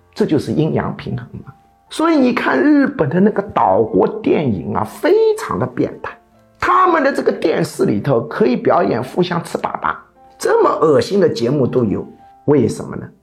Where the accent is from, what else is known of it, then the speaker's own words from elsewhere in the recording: China; 我们中国人大多数对日本人的印象非常糟糕